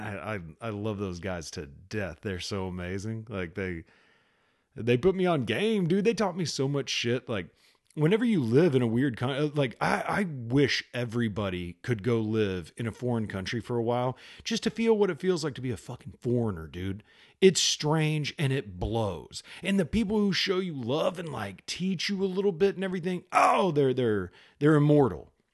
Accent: United States; as an American

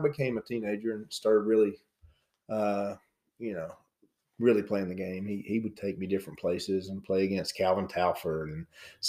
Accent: Hiltons, Virginia, United States; I grew up in a little place called Hilton's, Virginia. It's between Bristol and Gate City.

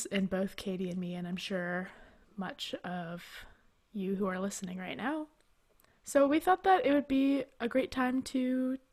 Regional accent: Canada; as a Canadian

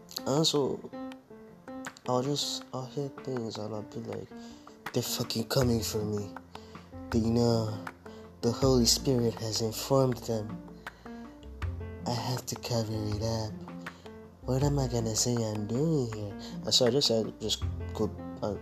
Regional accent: Nigeria; I'm growing up in Nigeria.

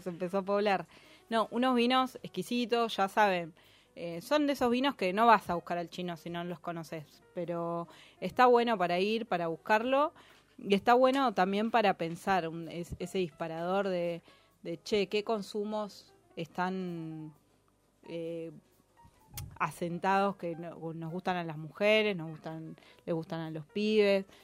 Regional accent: Merlo, Buenos Aires Province, Argentina; yo soy de Merlo

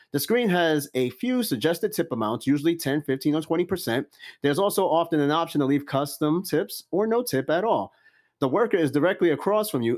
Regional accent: New York City, New York, United States; I'm from Brooklyn too.

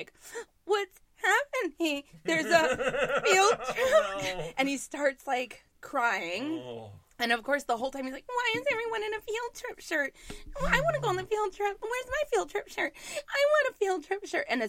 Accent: New York, United States; I'm a New Yorker

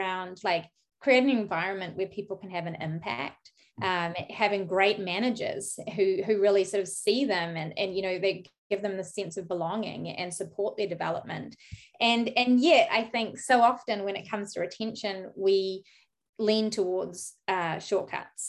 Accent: New Zealand; moved away as an adult; also born or lived in United Kingdom; now in San Francisco Bay Area, United States; I'm from New Zealand, by the way, so I was studying in New Zealand, and then I went off to the UK and I spent 10 years in the UK.

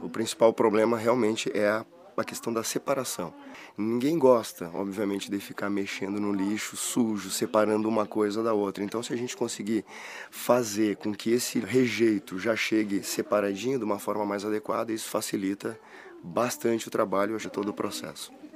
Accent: Rio Grande do Sul, Brazil; Viemos do Rio Grande do Sul

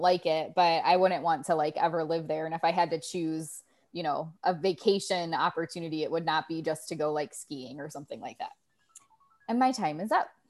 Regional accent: Ohio, United States; I grew up with in Ohio

